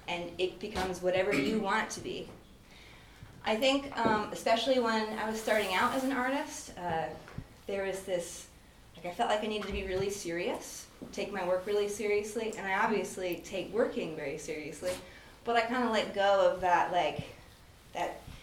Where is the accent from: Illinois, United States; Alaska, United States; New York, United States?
Alaska, United States; Fairbanks; I'm from Fairbanks